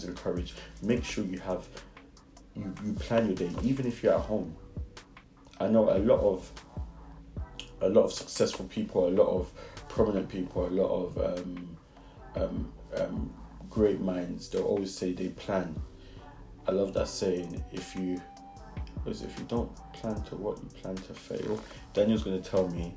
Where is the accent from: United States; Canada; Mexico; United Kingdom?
United Kingdom; London; accent: Brixton; sometimes when I speak, I'm just like, it's the Brixton in me.